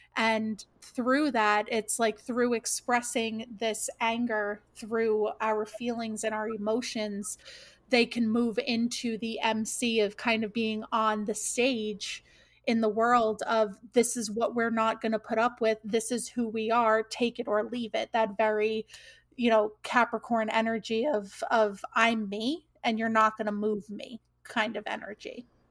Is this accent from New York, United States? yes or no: yes; New York, United States; I grew up in New York